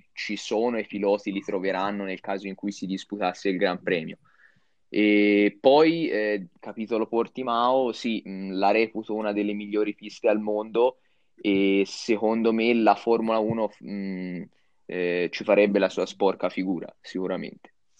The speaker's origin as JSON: {"language": "Italian", "region": "Tuscany", "country": "Italy", "said": "io sono toscano vero e abito a un'ora e un quarto, un'ora e mezzo dall'autodromo del Mugello"}